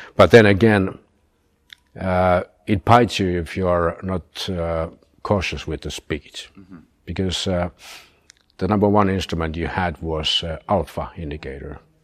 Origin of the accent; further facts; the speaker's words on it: Turku, Southwest Finland, Finland; also born or lived in Rovaniemi; we uh, moved from Rovaniemi down to my hometown, Turku